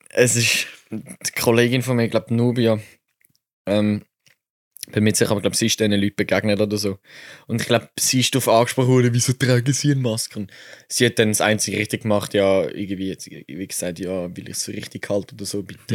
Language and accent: German; Switzerland; ich als Schweizer